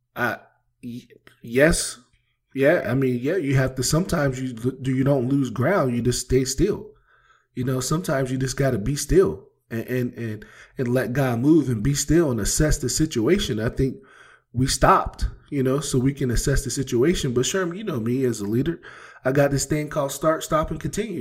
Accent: East Coast, United States; moved away; I come from the East Coast where we play, you know, basketball outside

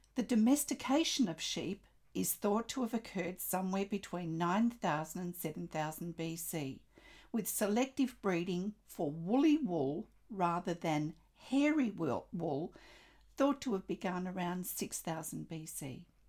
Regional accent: Australia; I'm an Australian textile artist

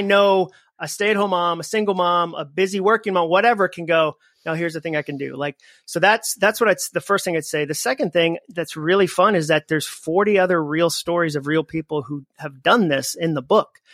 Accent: Massachusetts, United States; moved away as an adult; also born or lived in Alabama; now in Nashville, United States; I grew up in Massachusetts.

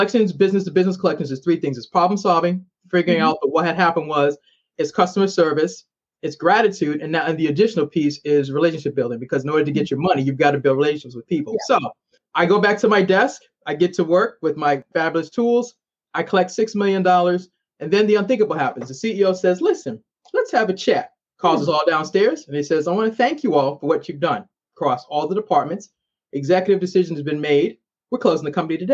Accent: Boston, Massachusetts, United States; now in Maryland, United States; I'm originally from Boston.

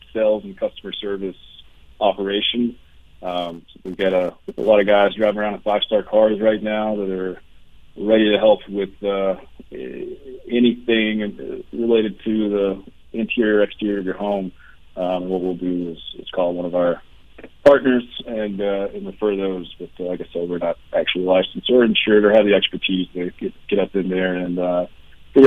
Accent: southeastern Kentucky, United States; moved away; Solidly from Appalachian, Kentucky.

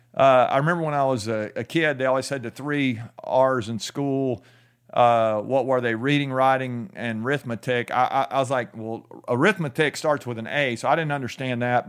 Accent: United States

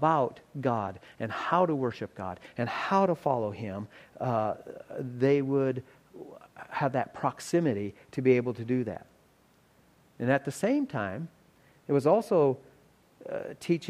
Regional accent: South Dakota, United States; we're from South Dakota.

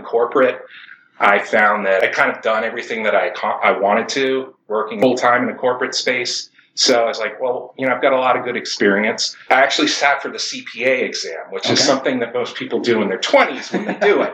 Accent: Boston, Massachusetts, United States; moved away as an adult; also born or lived in Michigan / California; I grew up in the Boston area

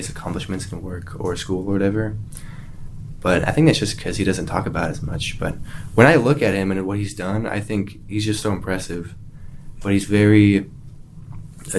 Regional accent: Orem, Utah, United States; moved away as an adult; also born or lived in Eagle Mountain, Utah; now in Alaska, United States; I'm from Orem, Utah

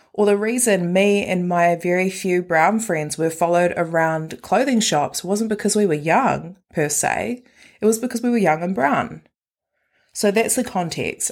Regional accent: Christchurch, Canterbury, New Zealand; I was born and raised in Christchurch

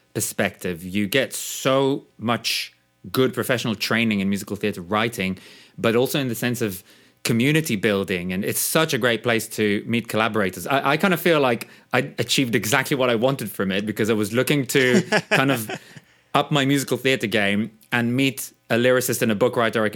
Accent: Israel; moved away; I grew up in Israel, so I went to see the Israeli productions of Les Mis and Joseph

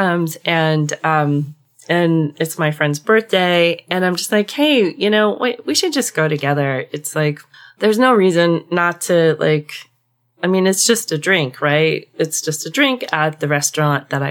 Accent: Southwest, United States; I grew up in the Southwest

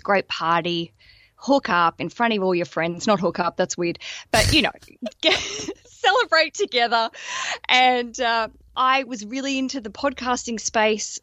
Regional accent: Australia; moved away as an adult; now in London, United Kingdom; I'm an Australian, and I moved to London about five years ago with my husband

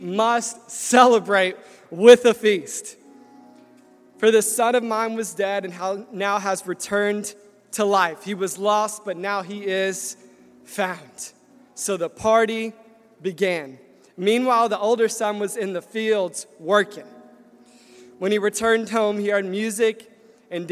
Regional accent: Nashville, Tennessee, United States; moved away as an adult; I was born and raised in Nashville, Tennessee, and it's a great place

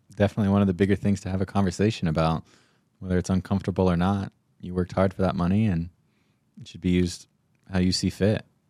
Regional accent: Payson, Arizona, United States; I grew up in Payson

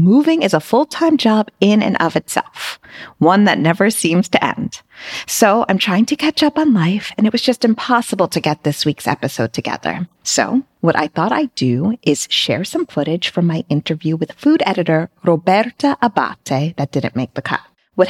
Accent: Cosenza, Calabria, Italy; I'm from Cosenza. This is the opposite side, not so far from Catanzaro.

